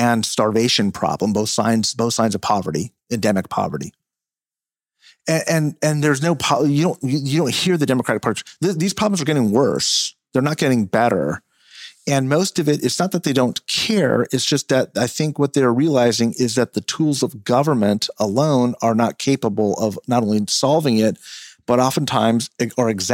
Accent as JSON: {"language": "English", "region": "California", "country": "United States", "said": "as a Californian"}